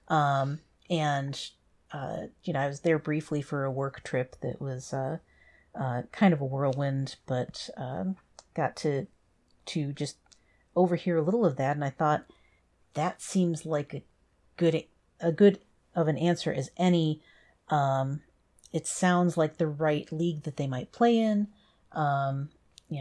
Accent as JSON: {"language": "English", "country": "United States", "said": "being an American"}